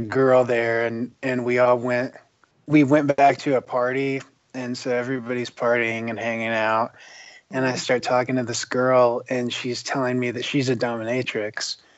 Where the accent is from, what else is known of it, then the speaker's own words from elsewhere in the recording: West Virginia, United States; I grew up in West Virginia in the middle of nowhere